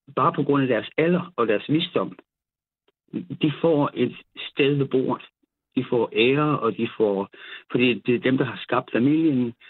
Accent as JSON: {"language": "Danish", "area": "South Funen", "region": "Southern Denmark", "country": "Denmark", "said": "jeg er nede fra Sydfyn"}